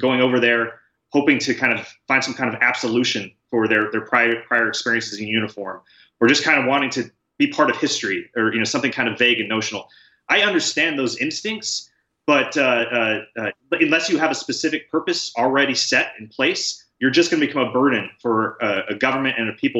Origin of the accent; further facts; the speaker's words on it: United States; You know, one of the best parts of being an American, Jake, is we don't have to wait for our government to give its permission.